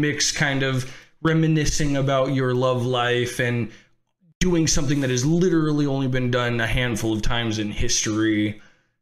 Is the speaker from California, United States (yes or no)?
yes; San Francisco area, California, United States; I grew up in San Francisco, like, you know, not too far from San Francisco